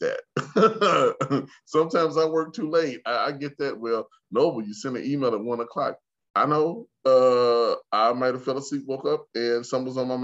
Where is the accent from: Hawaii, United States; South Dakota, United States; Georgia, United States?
South Dakota, United States; Sioux Falls; growing up in Sioux Falls, South Dakota